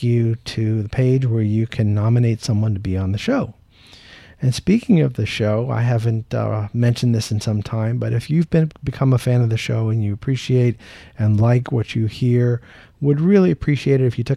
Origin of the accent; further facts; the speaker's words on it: Tampa, Florida, United States; my hometown in Tampa, Florida